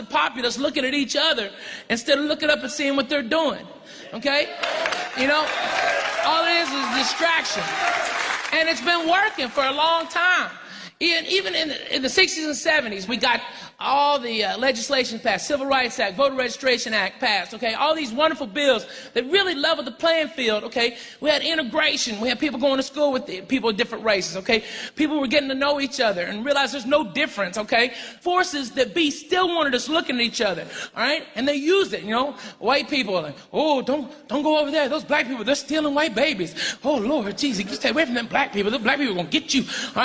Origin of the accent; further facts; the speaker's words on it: Arkansas, United States; where I grew up in Arkansas